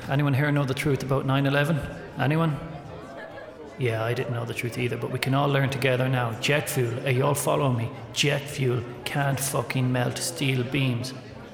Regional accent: Castlebar, Connacht, Ireland; a comedian from Castlebar.

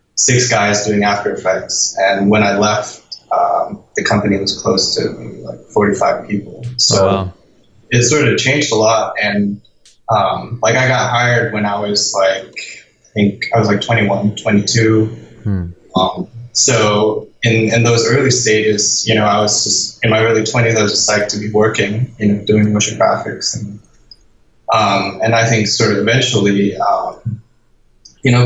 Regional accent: Denmark; moved away as an adult; I'm from Denmark, and in Denmark you get money from the government to study

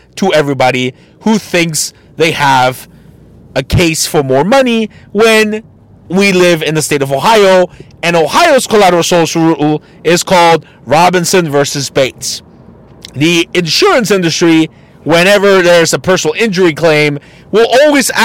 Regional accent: Tijuana, Baja California, Mexico; my home state of TJBC.

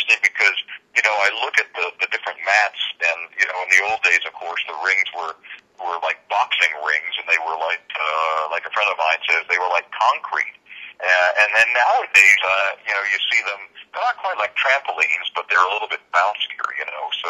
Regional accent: Portland, Maine, United States; also born or lived in Bangor, Maine; I was born in Bangor, Maine, and 2 years old, our family moved down to Portland, Maine

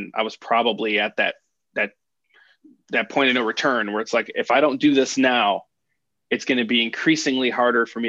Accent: Chicago, Illinois, United States; also born or lived in Harwood Heights, Illinois; now in Naperville, United States; I was born in the Bucktown neighborhood of Chicago

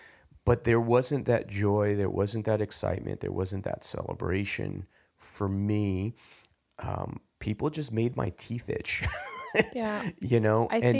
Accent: New York, United States; you mentioned growing up in the city, growing up in New York, the atmosphere, the air.

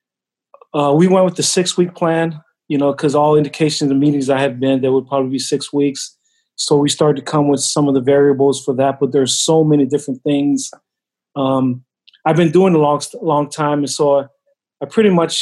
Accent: Hawaii, United States; moved away; being from Hawaii, you know, I'm Samoan, but I was raised in Hawaii

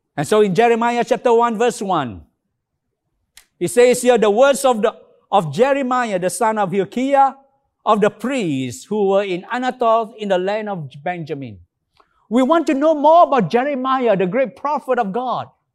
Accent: Alor Setar, Kedah, Malaysia; Alostar, my hometown

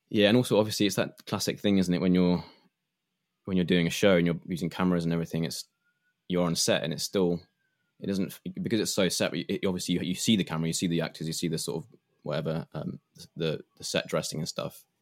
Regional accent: England, United Kingdom; I grew up um, as an English person

